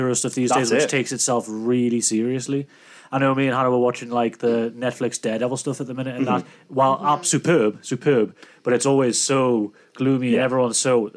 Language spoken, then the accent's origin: English; United Kingdom; as a British person